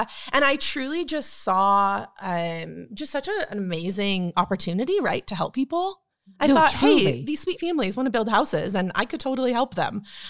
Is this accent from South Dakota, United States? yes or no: no; Northern California, United States; moved away as an adult; now in Texas, United States; So I grew up in Northern California. I moved here to go to TCU.